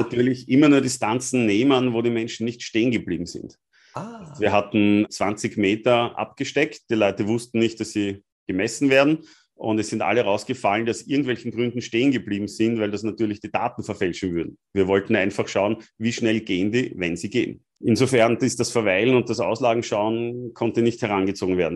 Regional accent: Austria; als Österreicher

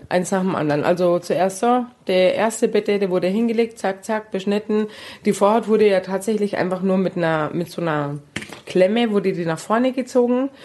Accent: Palestine; bei uns in Palästina

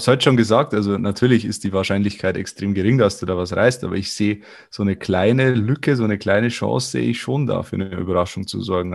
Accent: Viechtach, Bavaria, Germany; aus meiner Heimatstadt Fichtach

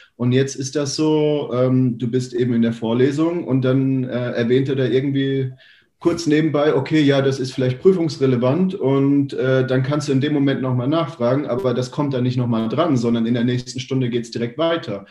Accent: Germany; bei uns in Deutschland

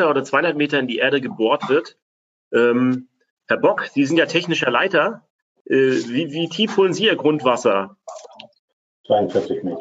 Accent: Rostock, Mecklenburg-Vorpommern, Germany; Unsere Heimatstadt Rostock oder meine Heimatstadt Rostock zum Beispiel

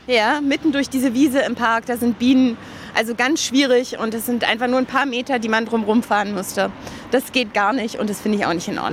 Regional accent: Berlin, Germany; ich bin in Berlin geboren, groß geworden

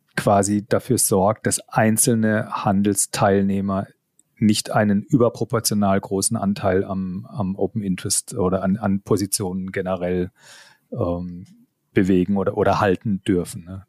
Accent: Karlsruhe, Baden-Württemberg, Germany; Ich bin gebürtig aus Karlsruhe. Man hört es auch, glaube ich, immer noch so ein bisschen den, den Zungenschlag

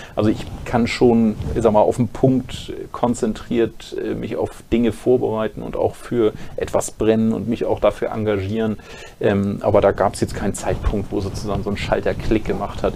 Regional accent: Schleswig-Holstein, Germany; bei uns in Schleswig-Holstein

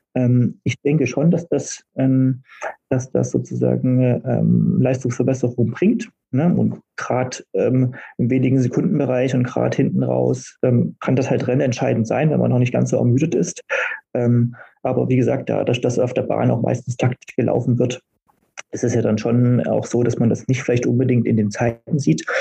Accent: Berlin, Germany; in meiner Heimatstadt

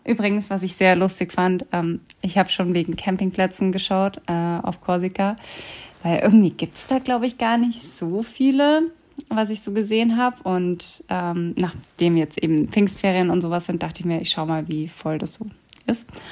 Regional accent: Germany; wir kommen eben aus Deutschland

